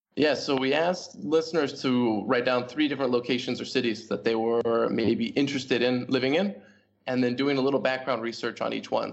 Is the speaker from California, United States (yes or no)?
no; Portland, Oregon, United States; moved away as an adult; also born or lived in Hong Kong / Hanoi, Vietnam; now in Vietnam; growing up in Portland, Oregon